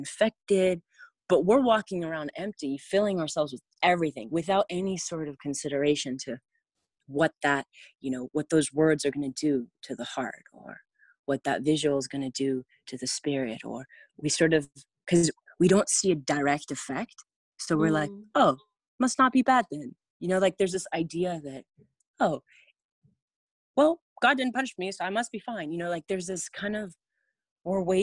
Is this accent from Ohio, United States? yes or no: no; California, United States; growing up in California, I went to private schools my whole life.